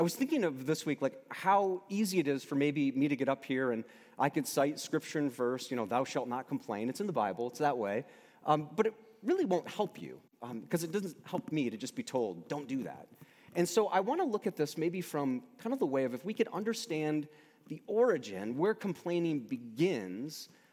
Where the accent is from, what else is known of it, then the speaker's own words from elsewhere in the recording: United States; also born or lived in Michigan; I'm an American.